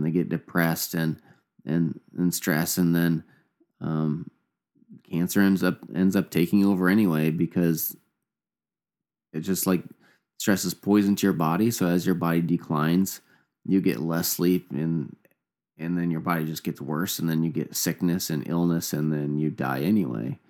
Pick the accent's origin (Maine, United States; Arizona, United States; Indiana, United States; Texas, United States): Indiana, United States; also born or lived in Canada; me and my brother, mom and dad, and they moved, uh, moved down to Indiana when I was probably, like, a couple years old.